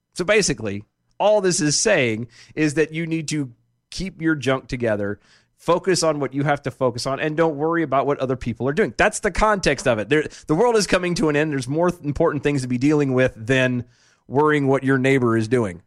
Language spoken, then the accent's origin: English; Odessa, Texas, United States; I was born in Odessa